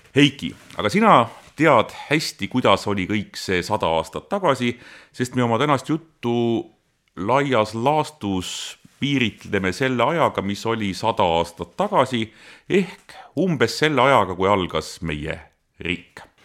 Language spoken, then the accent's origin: Estonian; Tallinn, Harju County, Estonia; mina kasvasin Mustamäe Panelkas, hiljem Õismäel